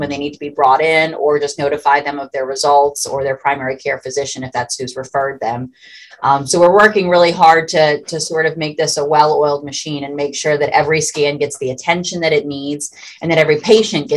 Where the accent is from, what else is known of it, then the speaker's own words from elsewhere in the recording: Louisiana, United States; This is my hometown